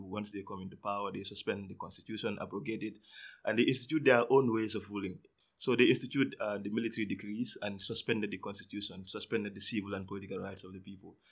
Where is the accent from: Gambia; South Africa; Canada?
Gambia; I'm from the Gambia.